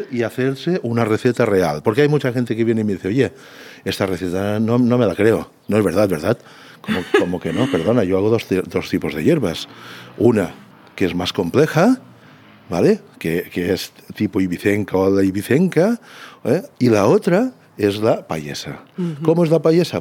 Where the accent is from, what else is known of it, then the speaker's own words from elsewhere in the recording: Santa Eulària des Riu, Balearic Islands, Spain; yo soy de Santa Eulalia